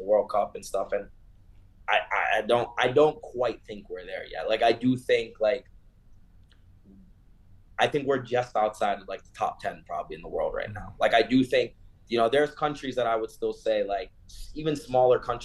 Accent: South Florida, United States; moved away as an adult; now in Denver, United States; I grew up in South Florida

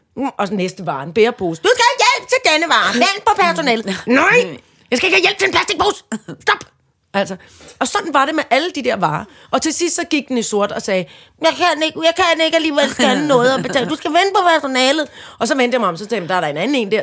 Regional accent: Søborg, Capital Region of Denmark, Denmark; oppe der i Søborg, hvor jeg kommer fra

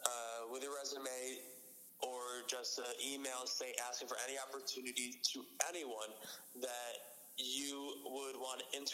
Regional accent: upstate New York, United States; moved away as an adult; also born or lived in Franklin, Massachusetts; now in Massachusetts, United States; I'm from upstate New York, and I go to school in Massachusetts.

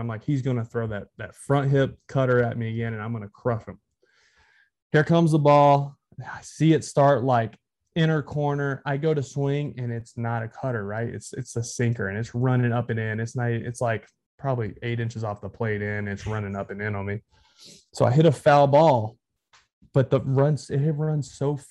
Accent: Texarkana, Texas, United States; moved away as an adult; also born or lived in Boston; I grew up in Texas

